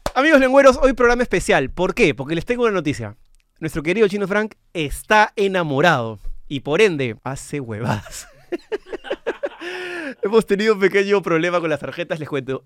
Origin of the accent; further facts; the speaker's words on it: Peru; yo soy peruano